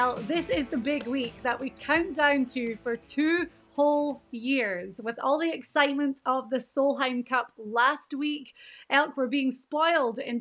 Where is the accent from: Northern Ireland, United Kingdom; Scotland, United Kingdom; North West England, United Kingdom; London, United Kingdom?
Scotland, United Kingdom; I'm Scottish, my mum is Scottish, my dad's American, my husband's American.